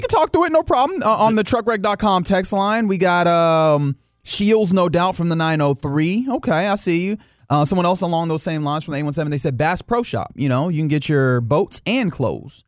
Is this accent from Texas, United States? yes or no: yes; Texas, United States; I am a Texan